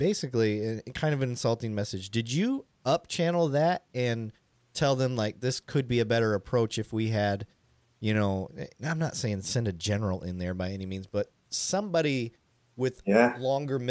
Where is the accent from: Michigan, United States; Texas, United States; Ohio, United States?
Michigan, United States; Flint; moved away; I'm from Flint